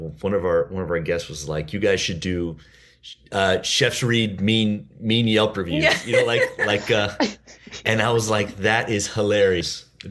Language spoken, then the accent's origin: English; South Broward, Florida, United States; Like I grew up down here. Well, I grew up in South Broward. My folks had a little jewelry store in Carroll City